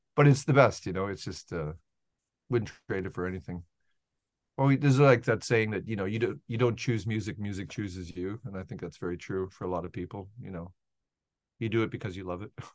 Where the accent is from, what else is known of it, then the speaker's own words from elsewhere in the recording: Edmonton, Alberta, Canada; I grew up in Edmonton, Alberta